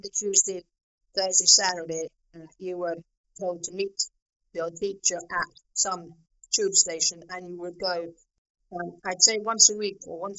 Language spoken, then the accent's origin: English; Meath, Leinster, Ireland; also born or lived in England / Paris; growing up in Meath? I came to Meath when I was, I think, 18 months old.